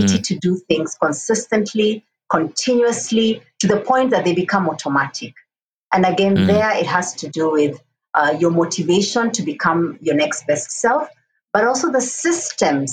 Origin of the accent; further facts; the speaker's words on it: Kenya; And I'm a Kenyan, I'm an African woman, and a global citizen.